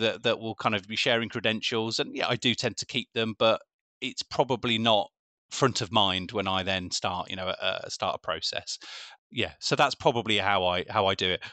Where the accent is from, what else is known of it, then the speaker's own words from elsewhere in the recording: Birmingham, West Midlands, United Kingdom; I am local, I am from Birmingham